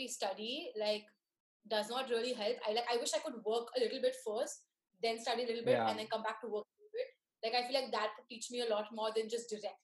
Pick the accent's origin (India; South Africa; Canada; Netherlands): India; Mumbai, Maharashtra; I've been born and brought up in Bombay. I did my schooling here